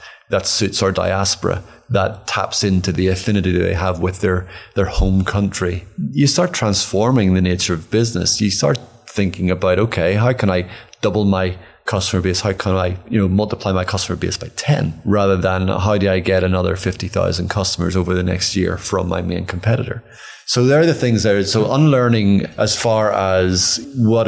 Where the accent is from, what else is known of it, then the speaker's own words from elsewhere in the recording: Ireland; I'm from Ireland